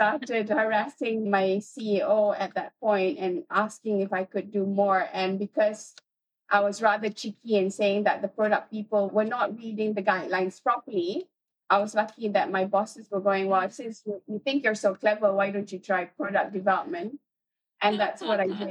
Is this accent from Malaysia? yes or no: yes; Malaysia; being Malaysian